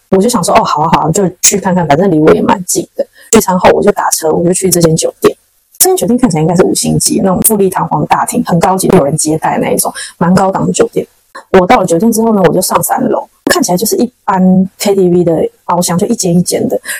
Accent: Taiwan; 我是台湾人

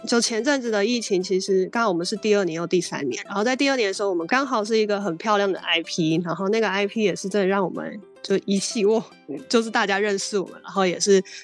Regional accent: Taichung, Taiwan; moved away; 我台中人，我想回到台中

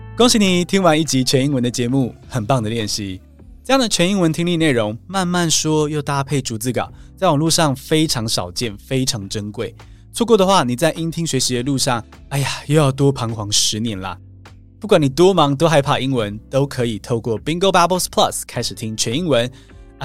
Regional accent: Taiwan; 我们是台湾人

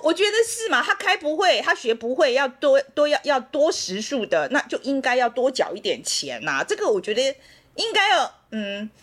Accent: Taiwan; moved away as an adult; also born or lived in United States; 我们台湾人

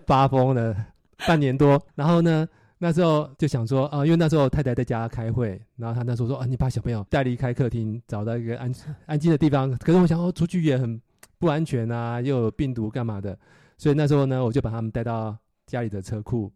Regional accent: Nantou County, Taiwan; moved away as an adult; now in Silicon Valley, United States; 我是在台湾，呃，独生独长的南投人，到戏谷现在生活差不多二十年。之前的正职是，呃，戏谷的工程师

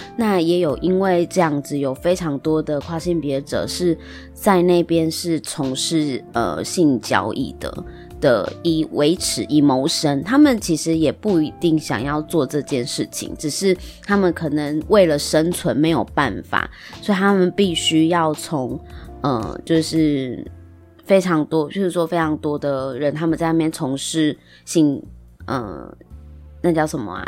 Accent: Taiwan; 我们生在台湾

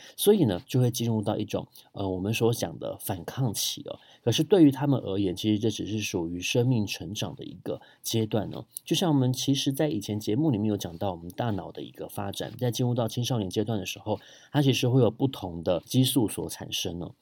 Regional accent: Taipei, Taiwan; 我从小就生活在很多庙宇的 环境里面哦，呃，从大同区出生的

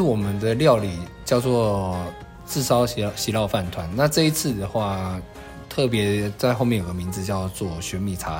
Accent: Guanshan, Taitung County, Taiwan; 我是来自台东关山电光部落的日出合作，

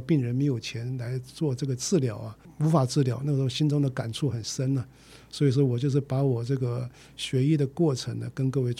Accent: Chiayi, Taiwan; born there; 我是这个从嘉义出生了哦，我是这个国中第一届。

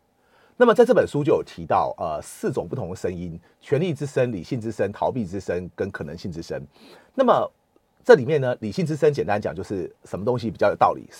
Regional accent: Taiwan; 反倒是我们台湾人会觉得，就是说我们可能甚至我们表面上不会有冲突，但是我们之后会怀恨在心。

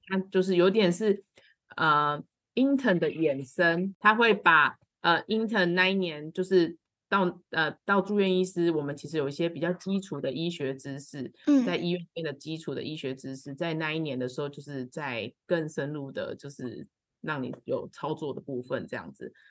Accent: Kaohsiung, Taiwan; 因为我本身是高雄人啦

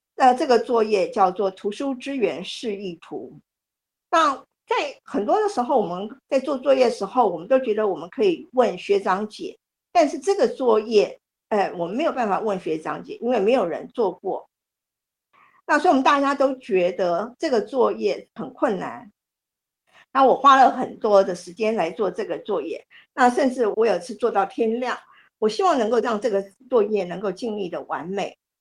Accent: Taiwan; moved away as an adult; also born or lived in United States / United Kingdom; 我身在台湾，但是我曾经去美国念硕士，去英国念博士。那在我拿到博士学位之后呢，我曾经将英国教了九年的书

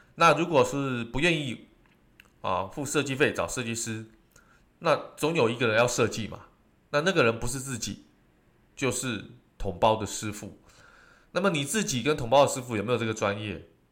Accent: Taiwan; 尤其我们台湾人喜欢吃火锅

